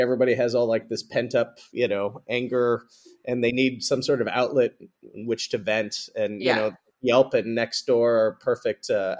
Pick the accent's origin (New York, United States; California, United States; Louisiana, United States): California, United States; Marin County; I grew up in Marin and, you know, I went to Redwood High School